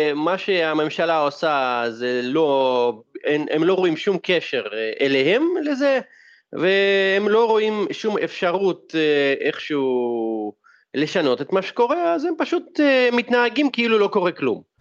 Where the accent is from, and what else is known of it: Russia